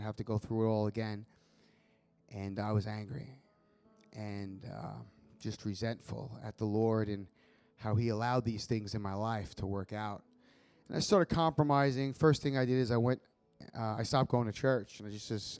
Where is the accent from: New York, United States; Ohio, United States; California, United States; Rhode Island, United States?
New York, United States; Long Island; moved away as an adult; also born or lived in Florida; I grew up on Long Island, New York.